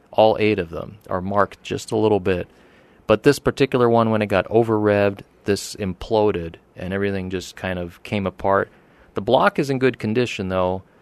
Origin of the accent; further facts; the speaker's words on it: Pocono Mountains, Pennsylvania, United States; moved away as an adult; also born or lived in Oregon; now in Arizona, United States; I grew up out there in the Pocono Mountains